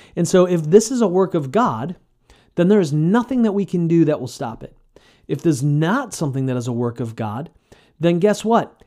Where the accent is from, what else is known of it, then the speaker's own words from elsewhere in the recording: United States; modern American Christians